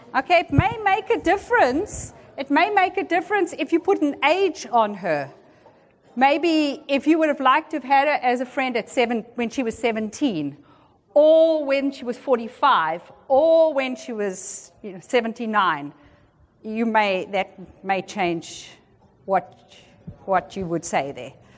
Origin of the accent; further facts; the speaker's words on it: South Africa; moved away as an adult; also born or lived in Peru / Argentina / Philippines; now in Washington, D.C., United States; I'm South African by birth, and that's where I grew up and went to school